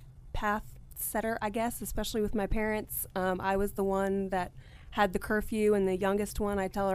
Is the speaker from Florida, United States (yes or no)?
no; Washington, District of Columbia, United States; Born and raised in Washington, D.C.